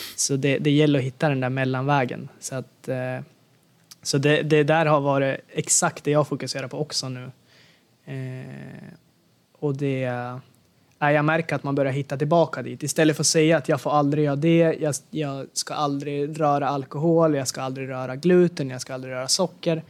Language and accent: Swedish; Sweden; moved away; när jag var hemma i Sverige